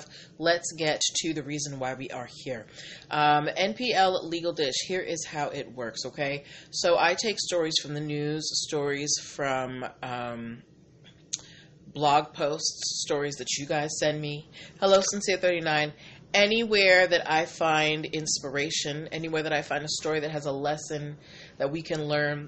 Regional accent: Boston, Massachusetts, United States; I am from Boston

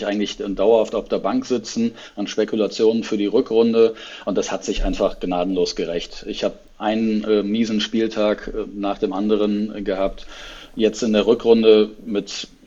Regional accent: Hesse, Germany; born there; Also als äh, in, zwar gebürtiger Hesse, aber inzwischen ähm, dann doch äh, etwas verwurzelter äh, Norddeutscher.

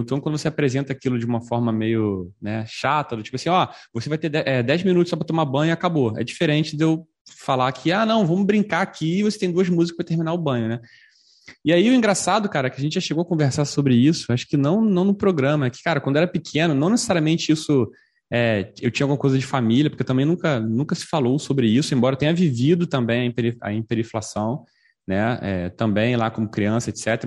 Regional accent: Brazil; falando como brasileiro

